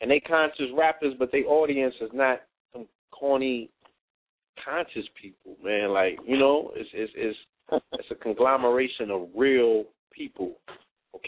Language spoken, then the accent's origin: English; New York, United States; now in Bay Area, United States; I come from New York, the hometown of hip-hop